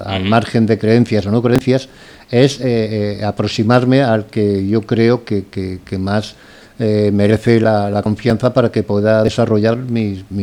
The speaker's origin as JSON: {"language": "Spanish", "region": "Valencian Community", "country": "Spain", "said": "aunque soy valenciano, nunca había vivido en Valencia"}